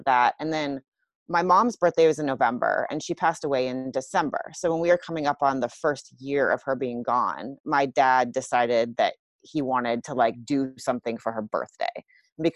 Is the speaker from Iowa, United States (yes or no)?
yes; Iowa, United States; I grew up in Iowa.